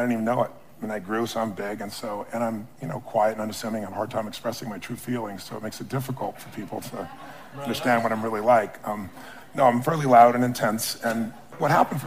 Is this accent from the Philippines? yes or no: no; Azusa, California, United States; I was a kid from Azusa